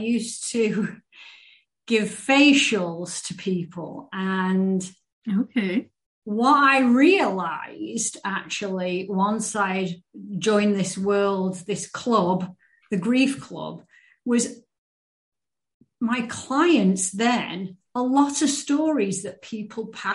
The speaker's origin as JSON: {"language": "English", "region": "England", "country": "United Kingdom", "tie": "born or raised there", "moved": "yes", "lives_now": "United States", "said": "I live in the States. And so I grew up in England."}